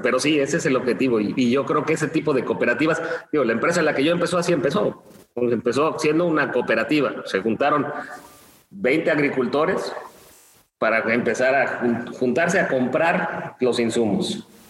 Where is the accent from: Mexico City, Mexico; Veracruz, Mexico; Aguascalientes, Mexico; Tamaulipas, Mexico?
Mexico City, Mexico; moved away; also born or lived in Chiapas; soy de la Ciudad de México, pero nunca me gustó la, la gran ciudad